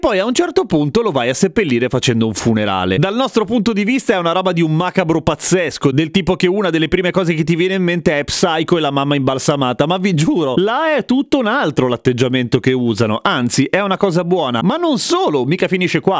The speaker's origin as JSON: {"language": "Italian", "country": "Italy"}